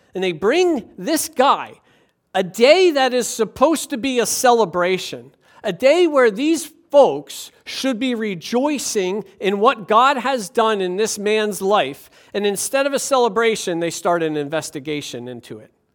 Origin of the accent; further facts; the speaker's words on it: Levittown, Pennsylvania, United States; the town over from my hometown in Levittown, Pennsylvania